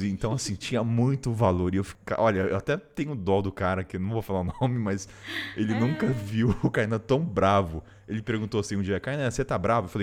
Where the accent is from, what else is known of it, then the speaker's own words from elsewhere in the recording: Brazil; eu sou brasileira, não sou idiota, vou dar um jeito.